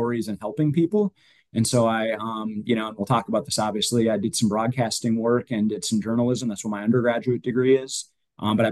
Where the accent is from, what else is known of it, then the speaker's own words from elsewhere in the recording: Minnesota, United States; moved away as an adult; also born or lived in Nebraska / Virginia; now in Asheville, United States; that's what I grew up with on the frozen ponds of Minnesota